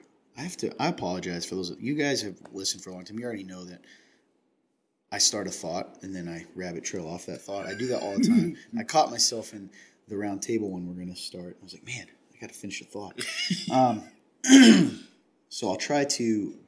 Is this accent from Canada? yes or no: yes; Napanee, Ontario, Canada; born or raised there; moved away